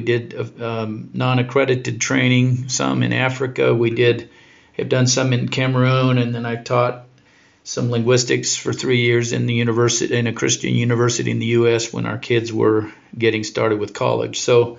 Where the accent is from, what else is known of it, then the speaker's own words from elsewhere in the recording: Ecuador; born there; also born or lived in Spain; I was born in Ecuador.